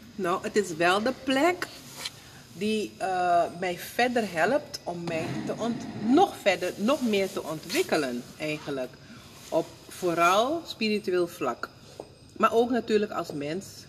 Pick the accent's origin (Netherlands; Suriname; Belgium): Suriname; moved away; ik kom uit Suriname